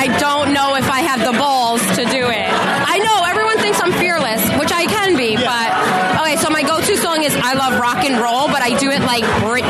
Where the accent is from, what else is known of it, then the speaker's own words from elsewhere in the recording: New York City, New York, United States; I'm like an OG in Staten Island. You know what I'm saying? The first female Staten Islander.